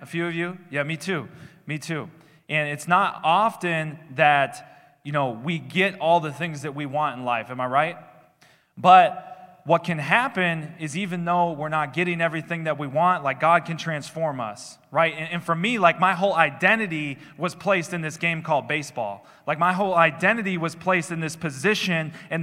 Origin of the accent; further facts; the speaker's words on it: Minnesota, United States; I did the church thing growing up in Minnesota.